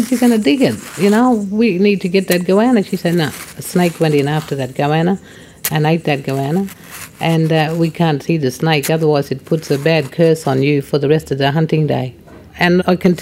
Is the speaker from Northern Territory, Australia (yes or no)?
yes; Papunya, Northern Territory, Australia; also born or lived in Haast Bluff; I'm from Papunya. Went to school there and lived there and was born at Haast Bluff just over the range